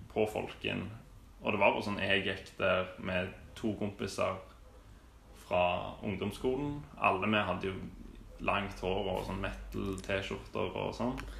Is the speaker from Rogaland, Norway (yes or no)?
yes; Stavanger, Rogaland, Norway; jeg vokste opp i Hillevåg